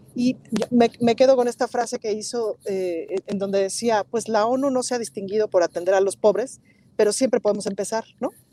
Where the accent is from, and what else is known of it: Mexico